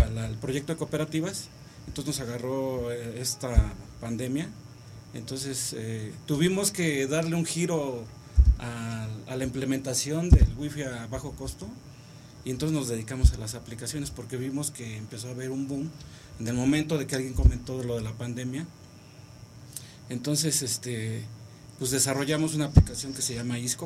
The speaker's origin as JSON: {"language": "Spanish", "region": "Oaxaca", "country": "Mexico", "also_born_or_lived": "Iztacalco, Mexico City", "said": "soy oaxaqueño"}